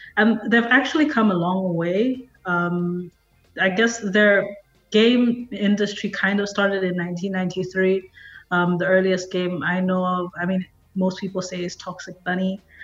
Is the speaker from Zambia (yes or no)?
yes; Zambia; now in South Africa; I'm originally from Zambia, but I've been in South Africa since 2014